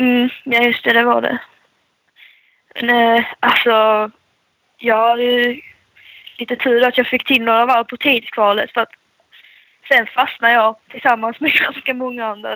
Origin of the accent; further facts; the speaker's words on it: Skåne, Sweden; som skåning